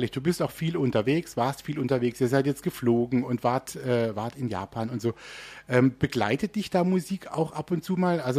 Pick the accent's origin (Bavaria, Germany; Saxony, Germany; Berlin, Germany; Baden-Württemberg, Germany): Baden-Württemberg, Germany; Also ähm, ich bin hier ja auch so ein bisschen in der Region aufgewachsen. Also ich bin auch Badener.